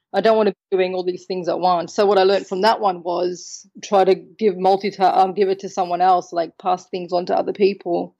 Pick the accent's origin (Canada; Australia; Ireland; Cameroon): Australia; now in Malta; I'm from Australia. So born in Australia with Maltese heritage. Now I live in Malta